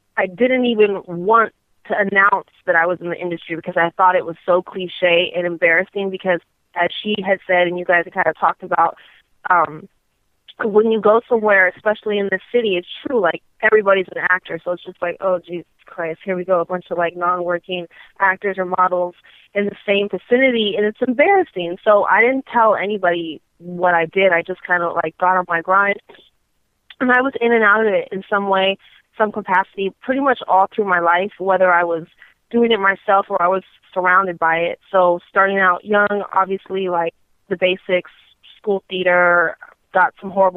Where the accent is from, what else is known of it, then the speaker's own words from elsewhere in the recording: Torrance, California, United States; I'm from L.A. I'm born and raised throughout California, but originally from a little city called Torrance, which is, I guess, L.A. County, or it is L.A. County.